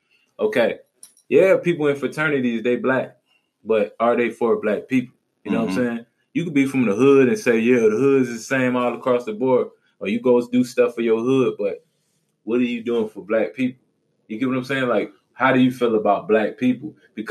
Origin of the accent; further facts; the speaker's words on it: New Orleans, Louisiana, United States; Yeah, like if I said, yo, I'm from New Orleans, what's the first thing you're going to think?